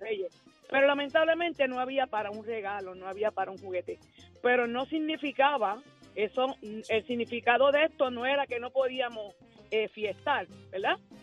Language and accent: Spanish; Yabucoa, Puerto Rico; mi pueblo Yabucoa